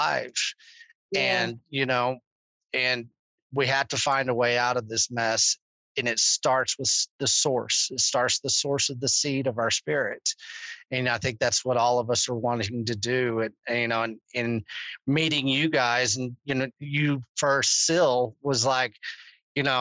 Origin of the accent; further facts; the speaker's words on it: Texas, United States; I'm freaking Texan